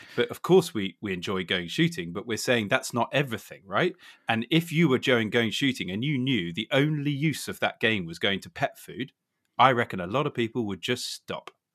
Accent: Suffolk, East of England, United Kingdom; I grew up in Suffolk, so that's why I'm obviously loyal to our schools

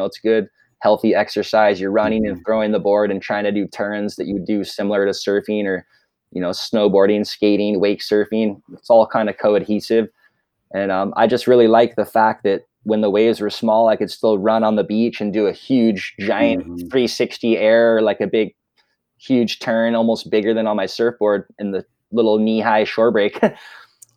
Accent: Ojai, California, United States; also born or lived in Ventura, California; I kind of grew up in Ojai Valley, and I moved to Ventura not till I was 15

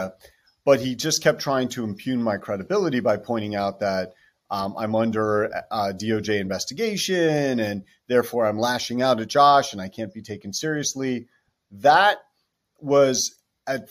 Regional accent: New Jersey, United States; I'm from New Jersey

